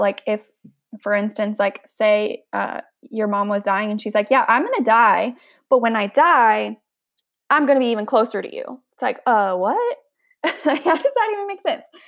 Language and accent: English; the Bible Belt, the South, United States; I grew up in the Bible Belt